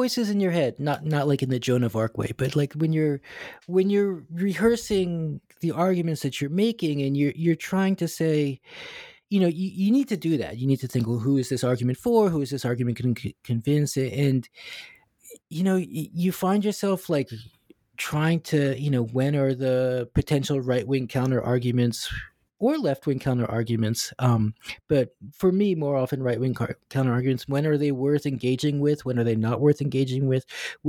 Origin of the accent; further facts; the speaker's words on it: United States; now in Hong Kong; And I say this as, you know, as this American Jewish guy living and teaching in Hong Kong